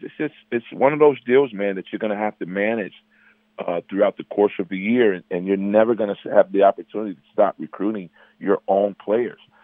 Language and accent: English; Chicago, Illinois, United States; I'm from Chicago